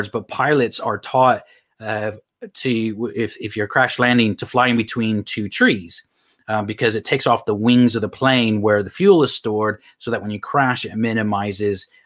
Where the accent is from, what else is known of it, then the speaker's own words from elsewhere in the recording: Houston, Texas, United States; also born or lived in Phoenix, Arizona; Actually, I was born in Phoenix, Arizona, but I moved to Texas when I was really young. So